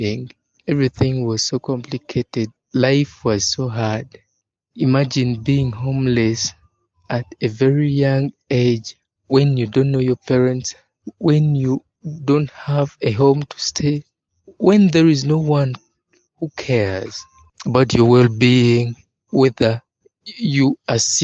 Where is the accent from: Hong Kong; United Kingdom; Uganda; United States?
Uganda; I'm 25 years old and I'm from Uganda. Uganda is a country found in East Africa